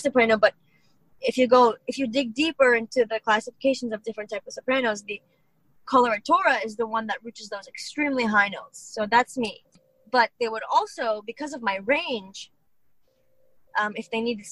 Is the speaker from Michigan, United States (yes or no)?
yes; Detroit, Michigan, United States; I'm from Detroit, but I am from Detroit